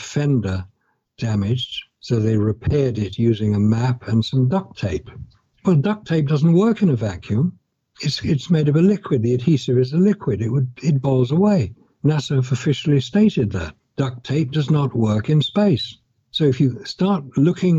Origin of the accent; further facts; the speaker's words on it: United Kingdom; I'm British. I've lived in Britain